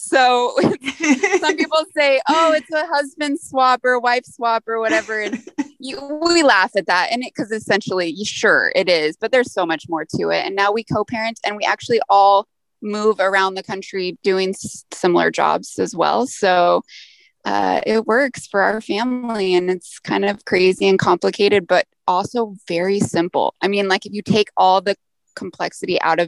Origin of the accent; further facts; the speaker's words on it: Idaho, United States; moved away as an adult; also born or lived in North Dakota; So I am originally born and raised in Idaho.